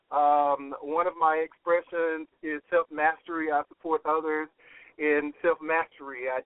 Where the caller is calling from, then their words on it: Texas, United States; I'm good. I, am in Texas, and and I uh, apologize.